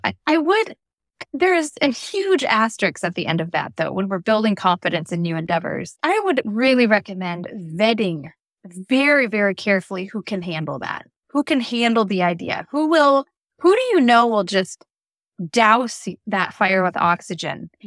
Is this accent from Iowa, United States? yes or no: yes; Des Moines, Iowa, United States; moved away as an adult; I grew up in Des Moines, Iowa, where I live again today